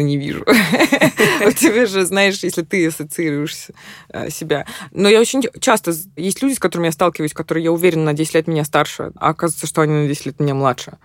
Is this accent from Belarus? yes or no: yes; Minsk, Belarus; moved away as an adult; also born or lived in Missouri, United States; now in New York, United States; я выросла в Минске